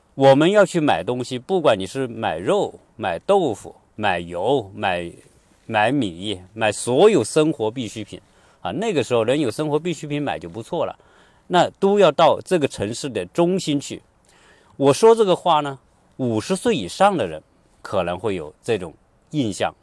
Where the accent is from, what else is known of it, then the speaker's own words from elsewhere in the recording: China; 作为一个中国人